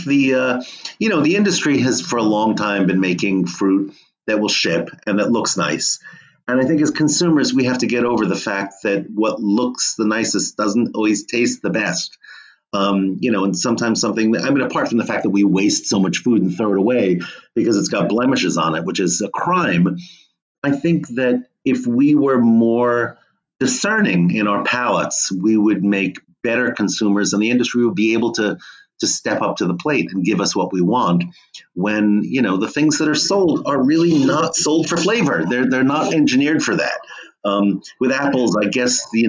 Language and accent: English; Monmouth County, New Jersey, United States; now in California, United States; I grew up in New Jersey amidst some beautiful apple orchards in Monmouth County